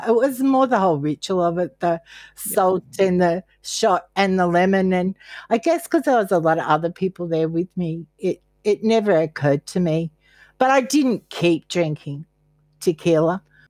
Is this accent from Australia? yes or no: yes; Caloundra, Queensland, Australia; I grew up in Caloundra and our main place was the Pearl Hotel